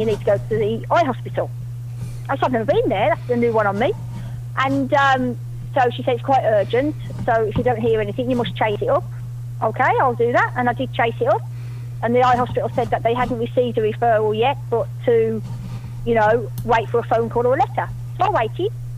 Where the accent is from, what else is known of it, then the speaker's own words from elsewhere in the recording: Somerset, South West England, United Kingdom; I'm from Somerset in the UK, the west of England.